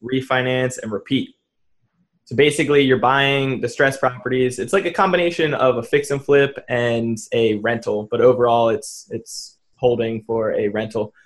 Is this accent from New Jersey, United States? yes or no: yes; New Jersey, United States; moved away as an adult